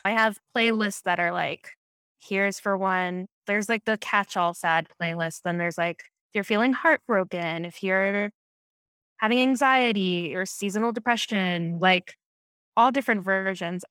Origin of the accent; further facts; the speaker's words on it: Camp Hill, Pennsylvania, United States; I grew up in, um, Pennsylvania near Harrisburg, um, Camp Hill, Pennsylvania, tiny, tiny suburb